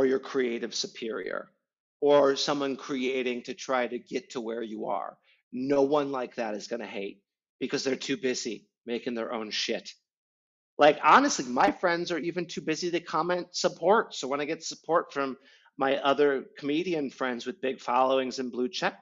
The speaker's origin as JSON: {"language": "English", "region": "Midwest", "country": "United States", "said": "as a Midwesterner"}